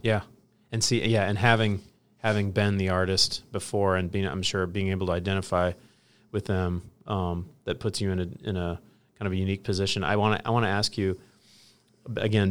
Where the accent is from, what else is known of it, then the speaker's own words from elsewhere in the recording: Hillsboro, Illinois, United States; I grew up in Hillsboro, Illinois, population five thousand.